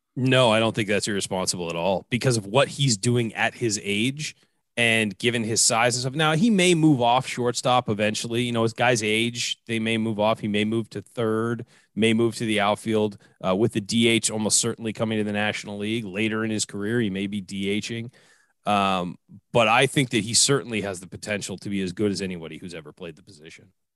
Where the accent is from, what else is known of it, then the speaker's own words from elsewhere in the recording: San Diego, California, United States; they've left my hometown